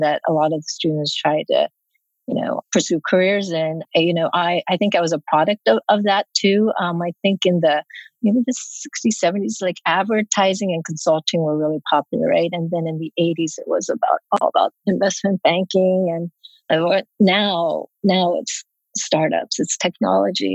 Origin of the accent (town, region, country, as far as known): Cincinnati, Ohio, United States; born or raised there; also born or lived in South Korea